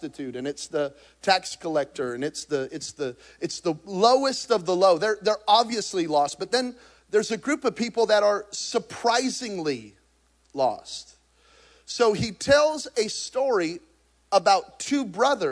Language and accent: English; New Mexico, United States; I'm from New Mexico. We're hunters and gatherers.